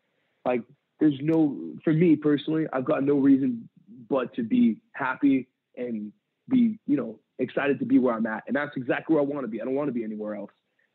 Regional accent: San Pedro, California, United States; I grew up in San Pedro, California. And I left there. I just turned 18.

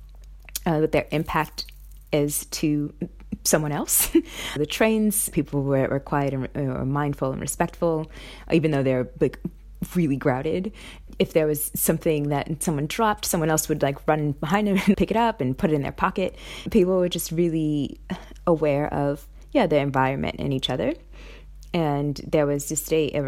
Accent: New York City, New York, United States; moved away as an adult; also born or lived in Massachusetts / San Francisco / Sydney; now in Brisbane, Australia; I'm from Brooklyn, New York, and I currently live in Brisbane, Australia.

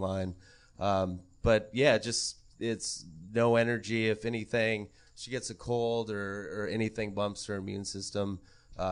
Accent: Montana, United States; I grew up in Montana

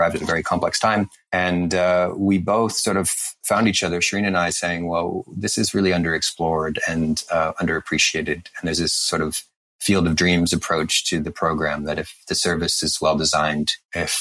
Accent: Canada; I'm Canadian

